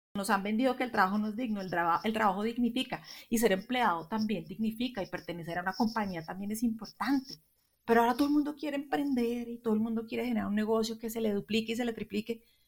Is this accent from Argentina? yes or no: no; Colombia; nosotros somos colombianos y al estar en Colombia